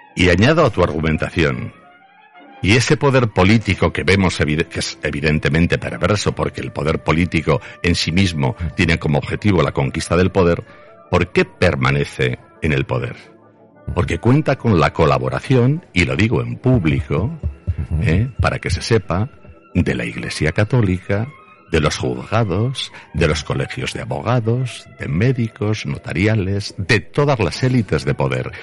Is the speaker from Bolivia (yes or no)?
no; Zaragoza, Aragon, Spain; creo que fuimos dos personas de Zaragoza